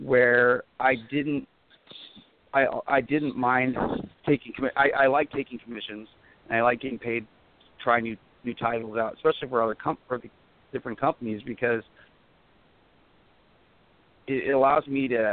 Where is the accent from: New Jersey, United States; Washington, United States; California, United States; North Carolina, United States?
Washington, United States; Port Gamble S'Klallam reservation, near Seattle; my tribe is Port Gamble's Plum Tribe. We're up about an hour and a half outside of out of Seattle there, and grew up on my reservation